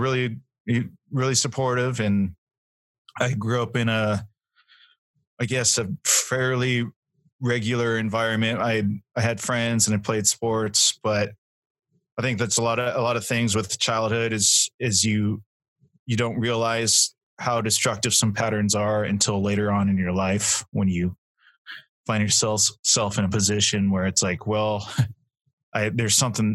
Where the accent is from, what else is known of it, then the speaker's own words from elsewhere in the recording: Nevada, United States; moved away as an adult; now in Boise, United States; I grew up in Nevada